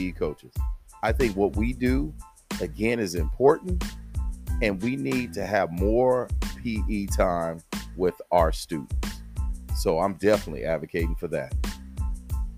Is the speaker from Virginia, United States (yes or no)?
no; San Diego, California, United States; accent: Southern drawl; now in Houston, United States; I grew up in sunny Southern California, San Diego to be exact